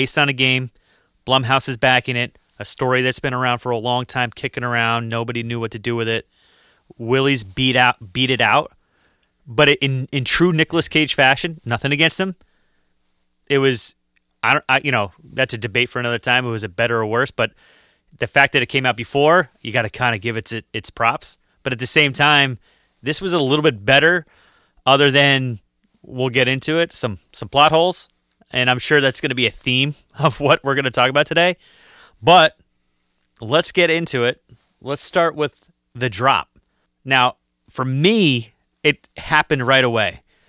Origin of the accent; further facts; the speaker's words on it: Utah, United States; I was from Utah, and I'm thinking that is on brand.